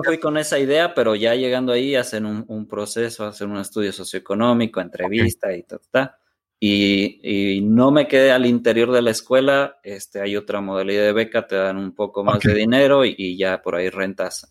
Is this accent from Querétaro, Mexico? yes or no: yes; San Miguel Palmas, Querétaro, Mexico; mi familia materna, que, es con quien, pues, con quien crecí, es de un poblado que se llama San Miguel Palmas